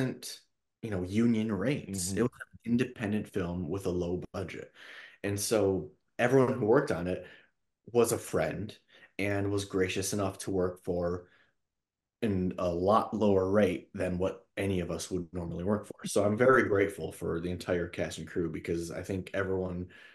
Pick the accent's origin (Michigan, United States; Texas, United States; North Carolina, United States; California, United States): Michigan, United States; now in Los Angeles, United States; I grew up in Michigan